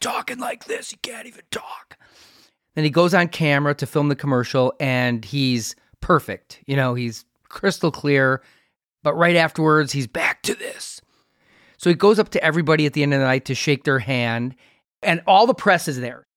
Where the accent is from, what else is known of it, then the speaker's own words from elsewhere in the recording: Milwaukee, Wisconsin, United States; also born or lived in Chicago; We're from Milwaukee. I actually lived in Chicago for, like, a decade